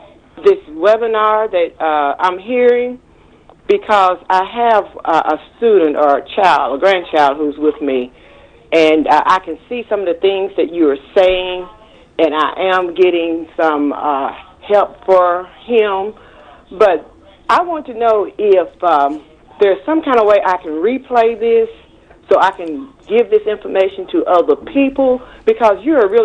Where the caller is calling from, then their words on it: Forest City, Arkansas, United States; I'm from Forest City, Arkansas.